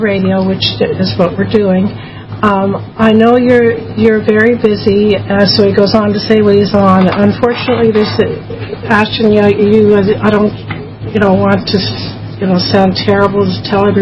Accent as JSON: {"language": "English", "region": "Nova Scotia", "country": "Canada", "tie": "born or raised there", "moved": "yes", "lives_now": "United States", "said": "I happen to be born in Nova Scotia, Canada. And I'm an American citizen. I'm married to an American now"}